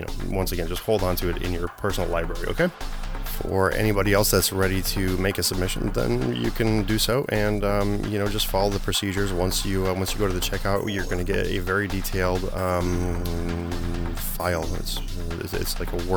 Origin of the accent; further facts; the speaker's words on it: Poland; moved away; I was born in Poland